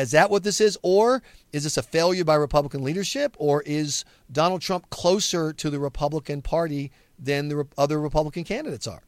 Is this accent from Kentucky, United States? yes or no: no; South Carolina, United States; I'm from South Carolina and ran campaigns there